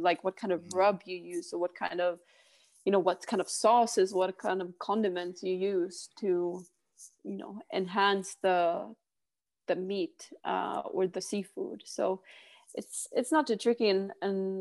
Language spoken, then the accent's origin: English; Arvidsjaur, Norrbotten County, Sweden; first language Swedish; English is a second language; moved away as an adult; also born or lived in Torrevieja, Spain / Stockholm, Sweden; now in Tonga; I grew up in Arvidsjaur, up in Sweden until I was 11. And then my whole entire family, we moved to Spain when I was 11 to 14. So we lived there for 3 years. Mm. And then after that, we moved back to Stockholm